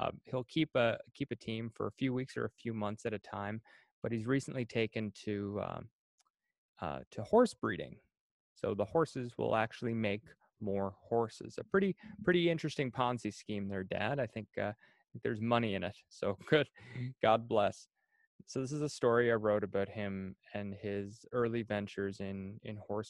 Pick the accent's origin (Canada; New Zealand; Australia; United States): Canada; New Perth, Prince Edward Island; I grew up in New Perth, Prince Edward Island, which is a little area just outside of Cardigan